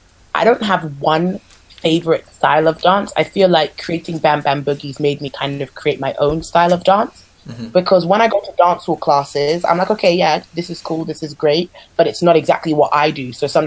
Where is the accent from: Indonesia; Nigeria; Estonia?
Nigeria; like even though I'm Nigerian, I was never really taught specific Afro dance